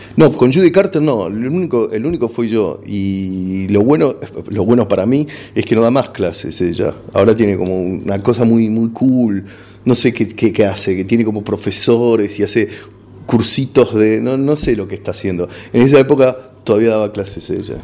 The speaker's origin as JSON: {"language": "Spanish", "country": "Argentina", "also_born_or_lived": "Los Angeles", "accent": "Argentine", "said": "mi acento pedorro argentino"}